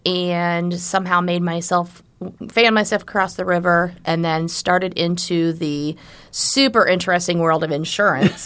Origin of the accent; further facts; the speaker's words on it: Southwest Iowa, United States; moved away as an adult; now in Omaha, United States; I am originally from Southwest Iowa